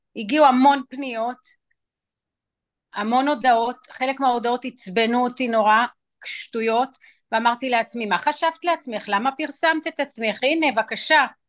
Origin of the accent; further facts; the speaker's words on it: Israel; also born or lived in New York, United States; באתי בישראל וגדלתי גם בישראל וגם בניו יורק, היו לי שתי בתים אה. כי אמא הייתה גרה שם ואבא היה גר בארץ